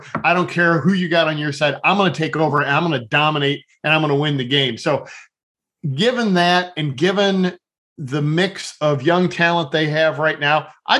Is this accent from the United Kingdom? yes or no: no; Sandusky, Ohio, United States; And I grew up near Sandusky, Ohio.